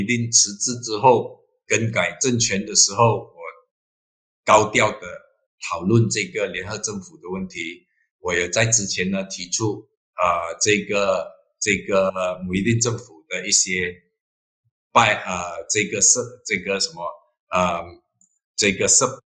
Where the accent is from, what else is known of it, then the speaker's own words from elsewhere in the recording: Malacca, Malaysia; 我本身是马六甲人，当然我对马六甲的这个不单单是了解，但是我也非常关心。我希望呢。啊，我自己的州也可以迎合改革的步伐，继续的发展下去。